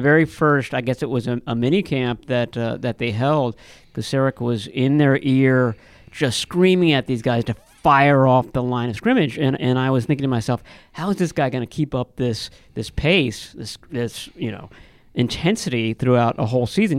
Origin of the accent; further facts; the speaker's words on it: United States; I grew up in Washington